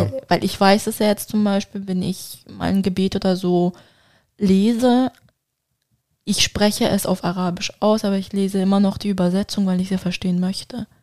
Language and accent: German; Turkey; für mich als Türkin